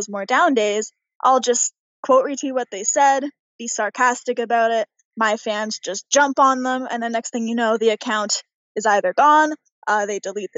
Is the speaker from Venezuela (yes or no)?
no; Pickering, Ontario, Canada; I'm this girl from Pickering, Ontario